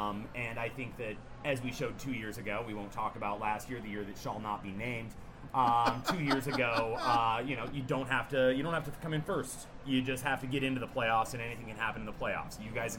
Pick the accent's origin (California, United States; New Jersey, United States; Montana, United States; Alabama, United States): Montana, United States; moved away as an adult; also born or lived in Oregon; now in Portland, United States; Well, I'm from Montana originally.